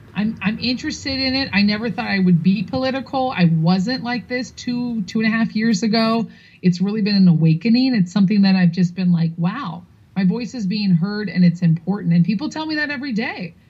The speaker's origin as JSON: {"language": "English", "town": "New York City", "region": "New York", "country": "United States", "said": "I'm from New York City"}